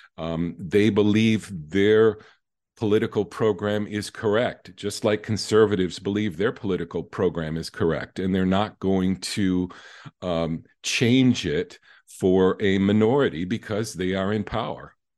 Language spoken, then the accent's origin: English; Michigan, United States; I'm from Michigan